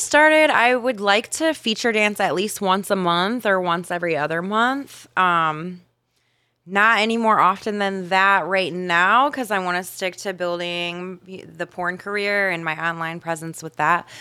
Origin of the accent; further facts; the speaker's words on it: Ohio, United States; now in Miami, United States; I grew up in Ohio